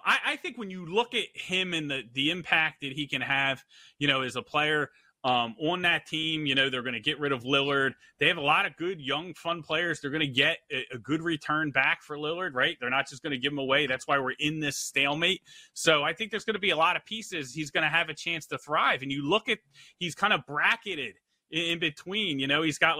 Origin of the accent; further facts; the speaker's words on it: Philadelphia, Pennsylvania, United States; I'm from Philadelphia.